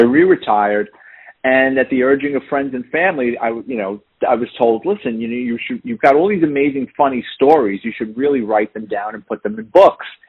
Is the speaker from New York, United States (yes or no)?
yes; New York City, New York, United States; moved away as an adult; now in Florida, United States; I'm born and raised in the Bronx